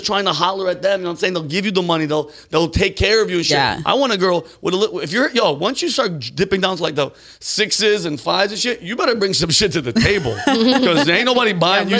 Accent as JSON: {"language": "English", "region": "East Coast", "country": "United States", "said": "I'm from the East Coast."}